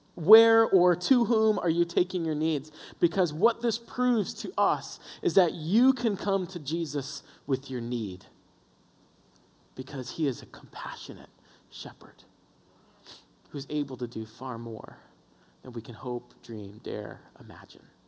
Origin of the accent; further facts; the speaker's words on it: the South, United States; We were raised in the South, so every time church was open, we were there